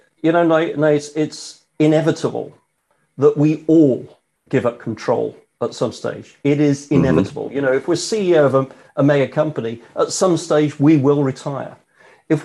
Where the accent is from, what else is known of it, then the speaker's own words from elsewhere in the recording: United Kingdom; I not only live in the UK, I'm British.